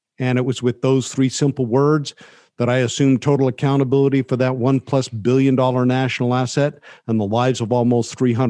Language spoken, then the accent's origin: English; Carson City, Nevada, United States; I grew up in Carson City, Nevada.